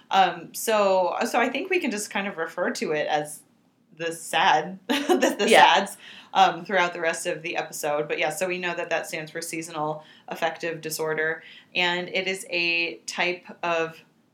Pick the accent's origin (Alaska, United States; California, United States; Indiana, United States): California, United States; moved away as an adult; now in New York, United States; Growing up in California, winters were very mild